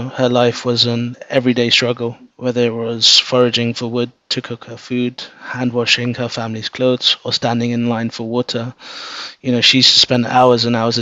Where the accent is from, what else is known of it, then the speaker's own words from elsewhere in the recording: London, United Kingdom; I was born and brought up in London.